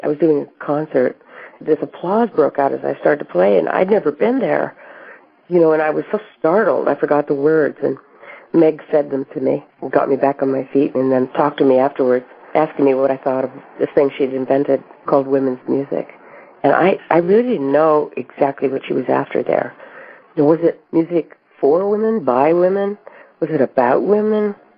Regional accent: Colorado, United States; as a child growing up in Colorado

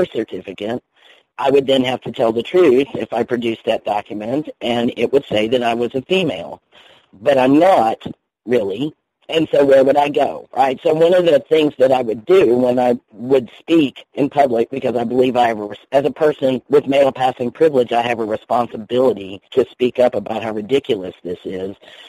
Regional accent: Indiana, United States; born there; my birth certificate says female because I was born in Indiana.

